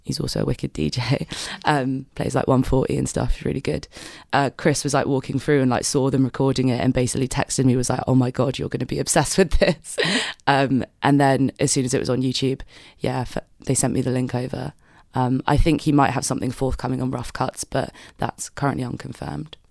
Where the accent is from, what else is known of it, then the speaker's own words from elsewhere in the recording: London, United Kingdom; now in Manchester, United Kingdom; I'm, I'm from London, so I have only ever really, like, been out in, like, London and Manchester